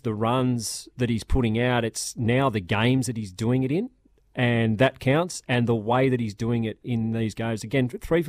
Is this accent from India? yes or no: no; Australia; Australian cricketers